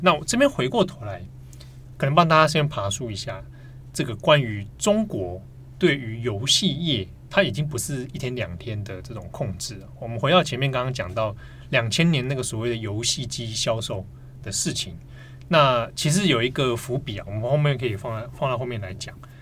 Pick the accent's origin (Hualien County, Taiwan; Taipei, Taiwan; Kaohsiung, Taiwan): Taipei, Taiwan; 我们小时候在台北住